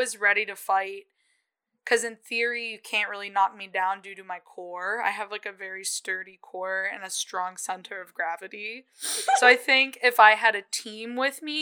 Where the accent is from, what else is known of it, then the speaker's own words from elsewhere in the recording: Rochester, United States; now in Brooklyn, United States; I'm from Rochester